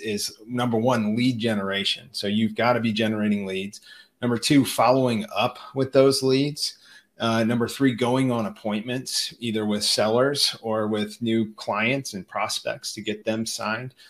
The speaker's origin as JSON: {"language": "English", "town": "St. Louis", "region": "Missouri", "country": "United States", "tie": "born or raised there", "said": "my hometown, St. Louis"}